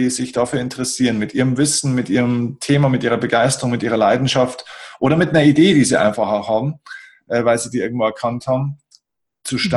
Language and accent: German; Bavaria, Germany; bei uns in Bayern sagt man ein bisschen krachert.